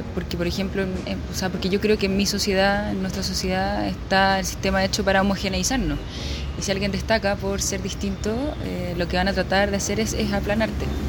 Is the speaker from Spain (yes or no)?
no; Chile